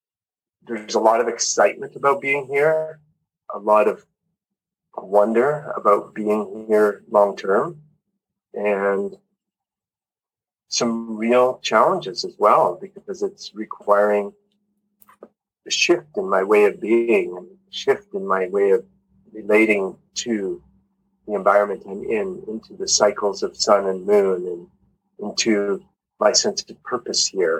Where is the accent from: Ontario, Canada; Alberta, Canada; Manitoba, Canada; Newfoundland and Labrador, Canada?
Alberta, Canada; Calgary; moved away as an adult; also born or lived in Vancouver Island, British Columbia; now in Costa Rica; I grew up in Canada, in Calgary, Alberta, and Vancouver Island